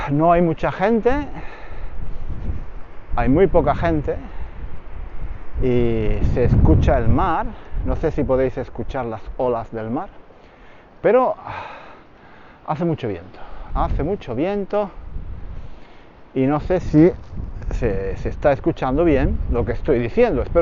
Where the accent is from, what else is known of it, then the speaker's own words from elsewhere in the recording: Granada, Andalusia, Spain; Yo soy de Granada y normalmente en verano íbamos a la playa en Málaga.